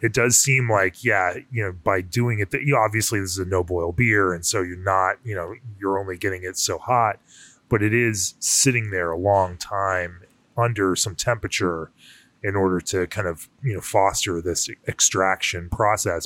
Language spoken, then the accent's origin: English; Florida, United States; I grew up in Florida